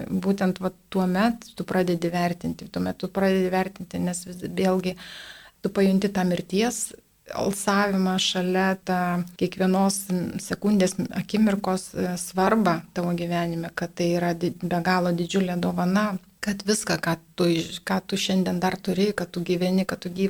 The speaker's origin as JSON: {"language": "Lithuanian", "country": "Lithuania", "said": "mes lietuviai iš tikrųjų esame geros, geros širdies žmonės"}